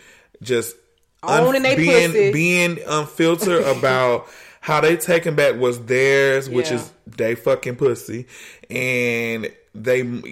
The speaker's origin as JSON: {"language": "English", "region": "the South", "country": "United States", "tie": "born or raised there", "said": "growing up in the South"}